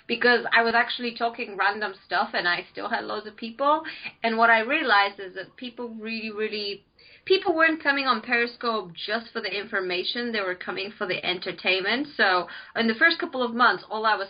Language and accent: English; Bulgaria; moved away as an adult; now in United Kingdom; I am originally from Bulgaria. I came to the UK to study over 6 years ago.